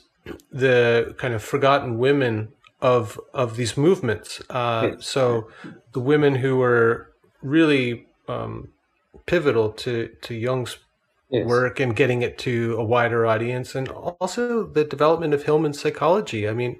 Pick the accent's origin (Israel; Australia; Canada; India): Canada; I'm Canadian